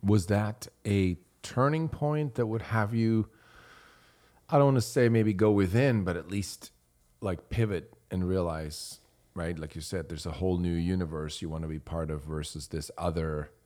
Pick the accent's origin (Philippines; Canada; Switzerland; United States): Switzerland; moved away; I grew up in Switzerland.